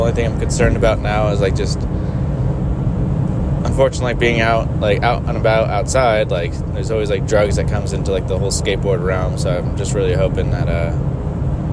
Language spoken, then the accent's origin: English; San Francisco area, California, United States; moved away; I used to skateboard in the West Coast, like in the San Francisco area